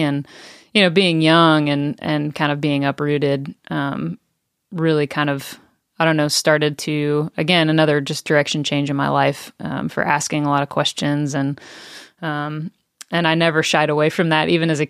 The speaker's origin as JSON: {"language": "English", "region": "Tennessee", "country": "United States", "tie": "born or raised there", "said": "I grew up in East Tennessee and grew up going to church became a follower of Jesus at a young age."}